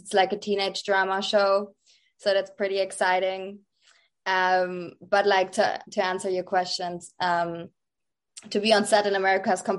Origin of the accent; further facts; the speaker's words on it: Germany; English is a second language; moved away as an adult; also born or lived in Amsterdam, Netherlands / San Diego, United States; now in Los Angeles, United States; I grew up in Germany, but I was born in Amsterdam and moved to Germany when I was 6.